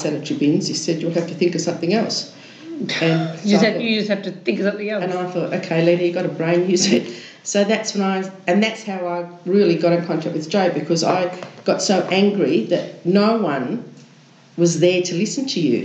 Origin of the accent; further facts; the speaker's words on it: Kalgoorlie, Western Australia, Australia; moved away; I come from Kalgoorlie originally